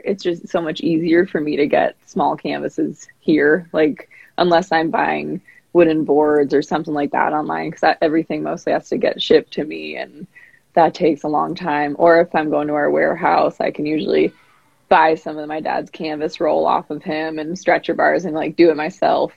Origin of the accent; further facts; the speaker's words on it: San Diego, California, United States; now in Spearfish, United States; I grew up in San Diego and I've lived here in Spearfish, South Dakota for a few years now